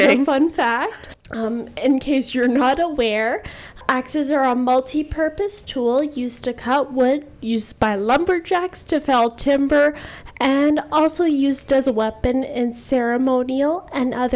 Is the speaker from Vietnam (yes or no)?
no; Canada; I'm also 26, also from Canada.